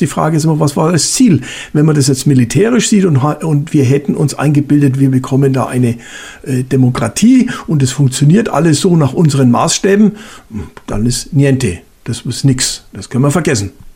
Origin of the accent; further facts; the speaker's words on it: Germany; dass wir als Deutsche dagegen gefeit waren